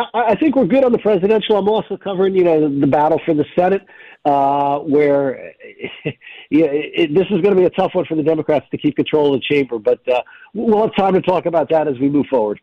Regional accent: New Hampshire, United States; My home state of New Hampshire

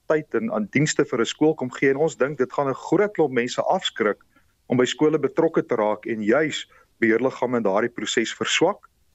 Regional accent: South Africa; ons as Suid-Afrikaners

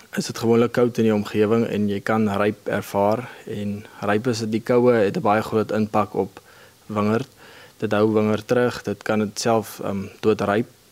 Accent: Kakamas, Northern Cape, South Africa; Ek is hier van die Omkakamas omgewing. Ek het hier groot geword

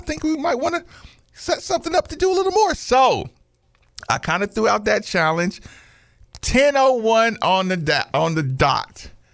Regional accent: Asheville, North Carolina, United States; moved away; I grew up in Asheville, North Carolina

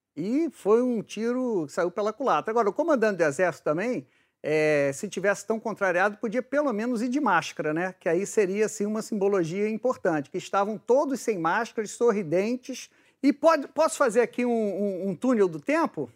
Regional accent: Rio de Janeiro, Brazil; eu sou do Rio de Janeiro e já fui repórter de polícia

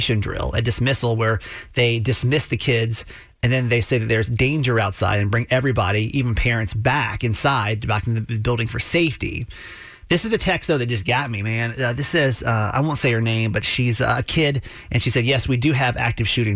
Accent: Georgia, United States; now in Maryland, United States; I grew up in Georgia

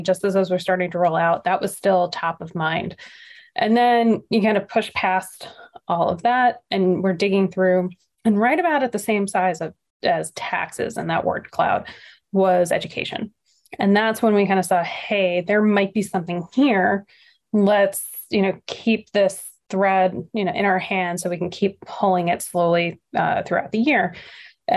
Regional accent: Nassau County, New York, United States; we're both from Nassau County, New York

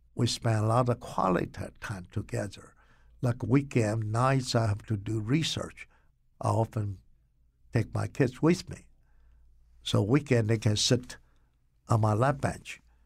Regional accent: Taiwan; moved away as an adult; also born or lived in Rugao, China; now in Connecticut, United States; I grew up in Taiwan.

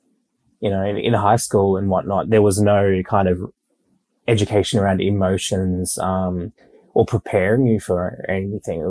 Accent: Brisbane, Queensland, Australia; moved away as an adult; also born or lived in Tonga / Sydney; now in Melbourne, Australia; I live in Melbourne now, but I grew up in Brisbane.

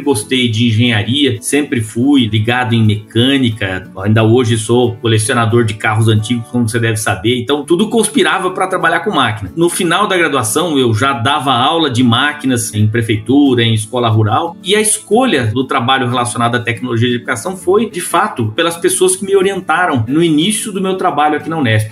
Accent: São Paulo, Brazil; moved away as an adult; eu sou nascido e criado em São Paulo, na capital do estado, no meio do concreto, do asfalto

